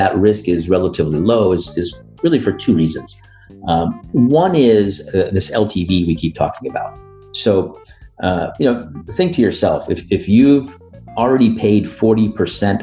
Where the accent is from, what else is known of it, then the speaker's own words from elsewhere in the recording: United States; I'm an Indian American. I've, you know, grown up in the United States, you know, never effectively lived in India, but my parents immigrated from Northern India